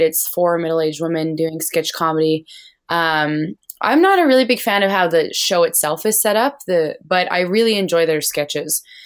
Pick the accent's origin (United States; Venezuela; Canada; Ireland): Canada; Alberta; I grew up in the oil field because I'm from Alberta, which is kinda like the Texas of Canada.